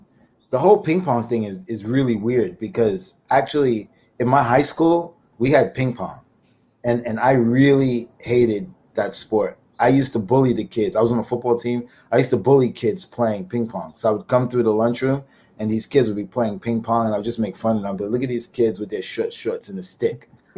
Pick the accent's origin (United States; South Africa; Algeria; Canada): United States; Brooklyn, New York; Well, Brooklyn.